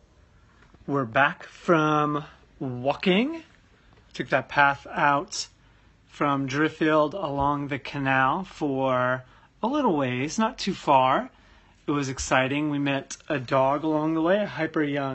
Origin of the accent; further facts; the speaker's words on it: United States; now in London, United Kingdom; as an American